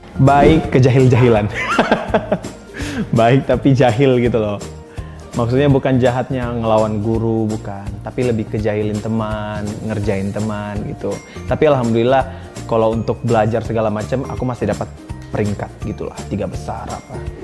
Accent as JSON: {"language": "Indonesian", "town": "Sibolga", "region": "North Sumatra", "country": "Indonesia", "tie": "born or raised there", "moved": "yes", "lives_now": "Jakarta, Indonesia", "said": "kampung aku di Sibolga"}